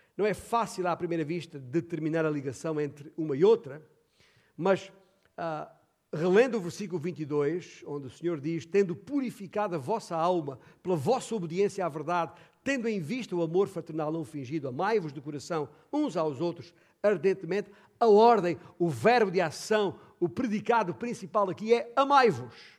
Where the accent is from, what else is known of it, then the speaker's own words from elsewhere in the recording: Beja, Alentejo, Portugal; minha cidade, de Beja, onde nasci